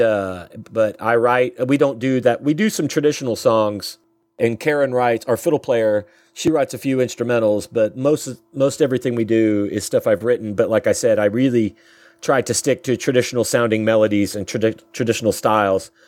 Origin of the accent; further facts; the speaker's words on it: Ohio, United States; now in Tulsa, United States; I'm from Ohio